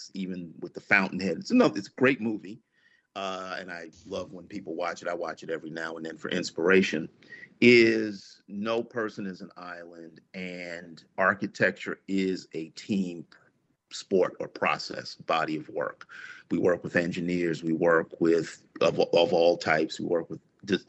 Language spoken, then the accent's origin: English; New York, United States; as a kid growing up in New York